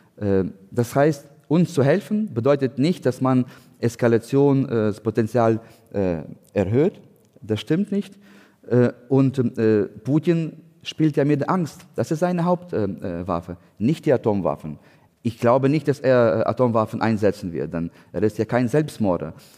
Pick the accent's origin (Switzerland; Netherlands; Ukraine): Ukraine; German is a second language; moved away as an adult; also born or lived in Hamburg, Germany; now in Berlin, Germany; wir als Ukrainer